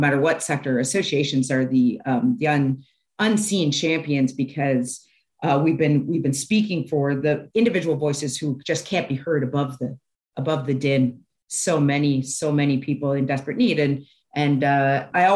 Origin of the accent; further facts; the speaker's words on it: Toronto, Ontario, Canada; I grew up in Toronto